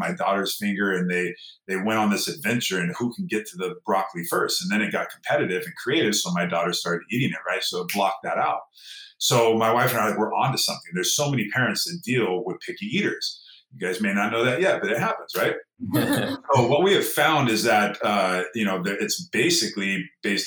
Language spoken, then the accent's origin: English; Downey, California, United States; I grew up in Southern California here in a little town called Downey, just outside of East